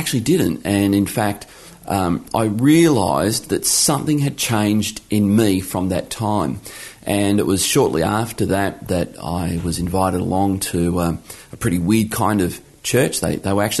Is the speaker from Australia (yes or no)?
yes; Geelong, Victoria, Australia; now in Launceston, Australia; I was born in Geelong, Victoria, back when Geelong won its only grand final in the 1960s. So I grew up in Geelong